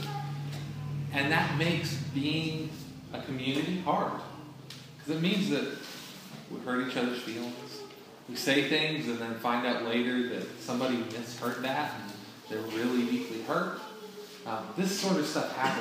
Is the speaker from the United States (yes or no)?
no; Canada; moved away; I'm from Canada